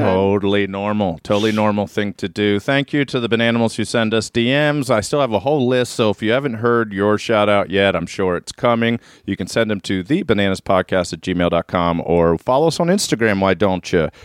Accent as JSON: {"language": "English", "town": "Reisterstown", "region": "Maryland", "country": "United States", "tie": "born or raised there", "also_born_or_lived": "Atlanta", "moved": "yes", "said": "I'm from Maryland"}